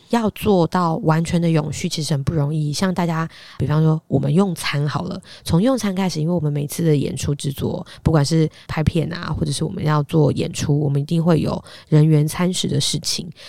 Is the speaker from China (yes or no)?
no; Hsinchu, Taiwan; accent: Hailu Hakka; first language Hakka; moved away as an adult; also born or lived in Taipei; 我就从小是新竹长大的客家人